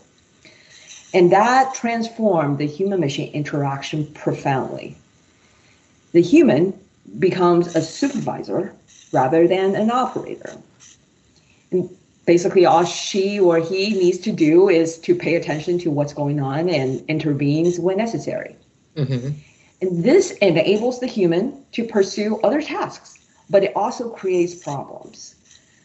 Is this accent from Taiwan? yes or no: yes; Taiwan; moved away as an adult; also born or lived in Michigan, United States; now in United States; I was born and raised in Taiwan